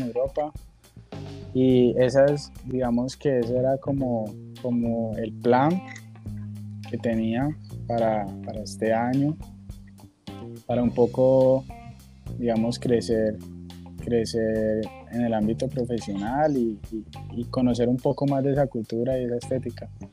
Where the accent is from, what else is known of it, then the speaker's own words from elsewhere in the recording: Cali, Valle del Cauca, Colombia; Yo soy caleño